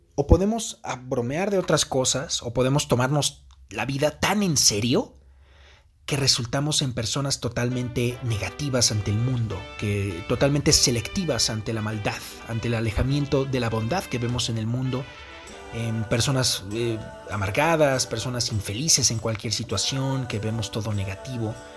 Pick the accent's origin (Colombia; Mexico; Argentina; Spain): Mexico; Aquí en mi país usan una cornetita